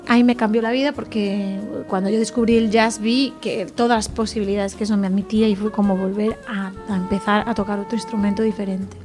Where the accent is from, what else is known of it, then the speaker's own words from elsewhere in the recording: Galicia, Spain; una gallega toque flamenco